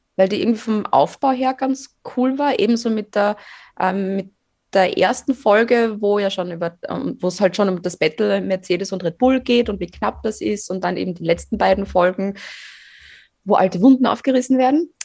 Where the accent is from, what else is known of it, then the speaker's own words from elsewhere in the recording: Fohnsdorf, Styria, Austria; Fonsdorf. Also mein Heimatdorf